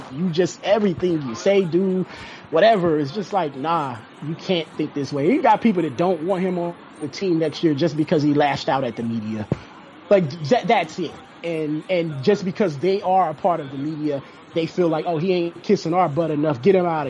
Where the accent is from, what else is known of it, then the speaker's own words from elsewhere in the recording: Cleveland, Ohio, United States; I'm from Cleveland, and Cleveland is a very segregated city.